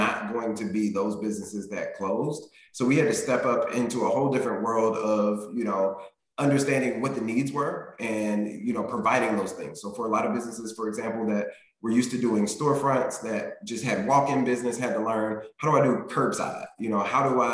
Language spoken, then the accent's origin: English; Indianapolis, Indiana, United States; moved away as an adult; now in Cincinnati, United States; I was born and raised in Indianapolis